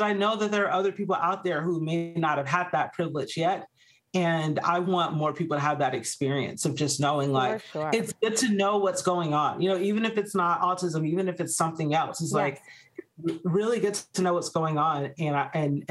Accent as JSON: {"language": "English", "region": "Georgia", "country": "United States", "tie": "born or raised there", "also_born_or_lived": "Arizona", "moved": "as an adult", "said": "we actually moved back to my home state of Georgia, where we're now living a much slower life"}